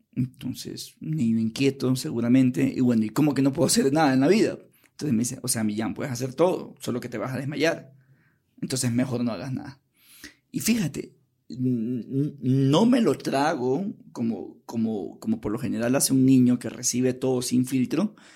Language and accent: Spanish; Guayaquil, Guayas, Ecuador; moved away as an adult; now in Quito, Ecuador; Me crié en Guayaquil